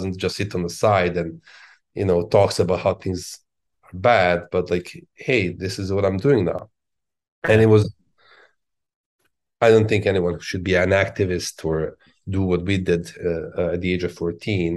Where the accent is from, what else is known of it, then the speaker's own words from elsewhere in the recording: Belgrade, Serbia; now in Washington D.C., United States; I was born in Belgrade.